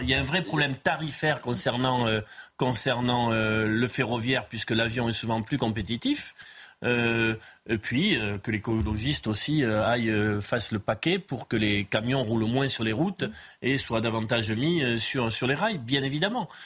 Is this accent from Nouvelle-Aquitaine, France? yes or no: yes; Pyrénées-Atlantiques, Nouvelle-Aquitaine, France; Moi, je viens des Pyrénées-Atlantiques